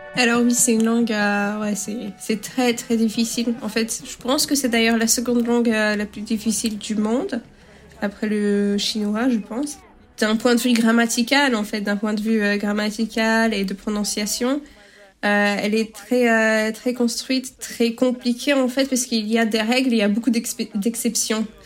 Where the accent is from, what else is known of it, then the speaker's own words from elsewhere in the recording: Chablais, French Alps, Auvergne-Rhône-Alpes, France; moved away as an adult; also born or lived in Paris, France; now in Bydgoszcz, Poland; Je viens, je viens du Chablais, en fait, en France, euh, des Alpes, les Hautes-Alpes